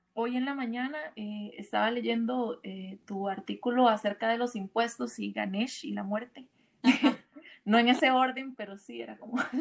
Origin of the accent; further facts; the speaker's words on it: Costa Rica; now in Mexico; Yo soy, yo soy de Costa Rica, ahora estoy viviendo en México hace unos ah. meses